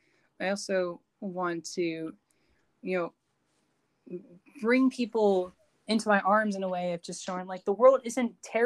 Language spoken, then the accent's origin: English; United Kingdom; I'm British, so I guess that kind of plays a factor.